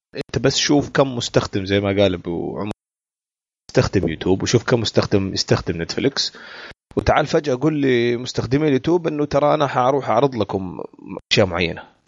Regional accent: Saudi Arabia; عندنا في السعوديه ذا فويس وامريكان ايدول

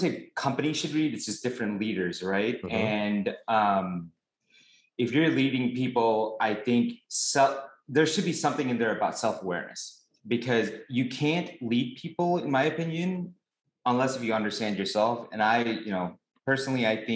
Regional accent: Chicago, Illinois, United States; I am from Chicago

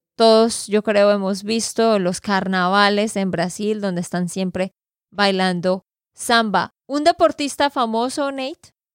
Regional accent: Santander, Colombia; de Santander, Colombia

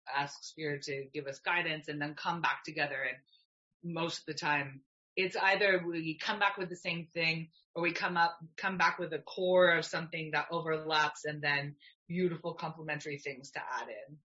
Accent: Canada; I'm Canadian, I love being Canadian

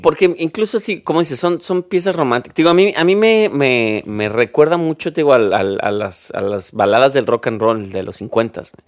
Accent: Mexico; yo te lo digo como un, mexicano más

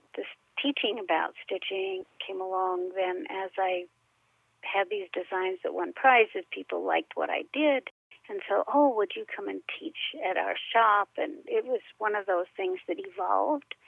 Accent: El Monte, California, United States; also born or lived in Chicago, Illinois; I was born in Chicago, my mother had asthma really bad, and my aunt and uncle were living out here in California

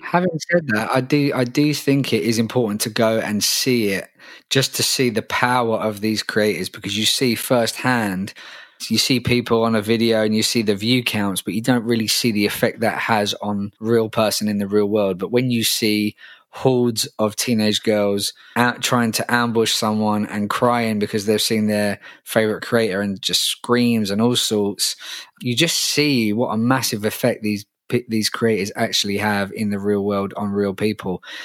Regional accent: London, United Kingdom; It's in my hometown

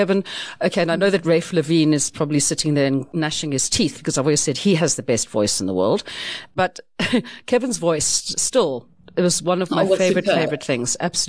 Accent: United Kingdom; because we like to talk about the weather because essentially we're British and that's what we do.

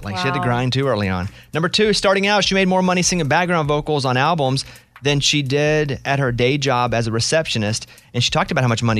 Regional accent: Mountain Pine, Arkansas, United States; Listen, I grew up in Mountain Pine, Arkansas. We had pines. We had big pines.

